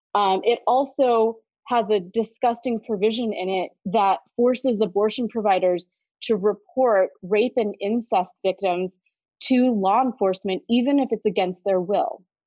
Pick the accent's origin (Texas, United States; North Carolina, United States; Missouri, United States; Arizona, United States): Missouri, United States; Kansas City; I was born and raised in Kansas City, Missouri. It is where I still live today doing this work.